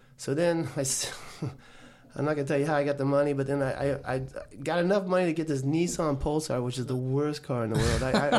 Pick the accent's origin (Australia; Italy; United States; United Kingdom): United States; Cutler Ridge, Florida; when we were kids growing up in Cutler Ridge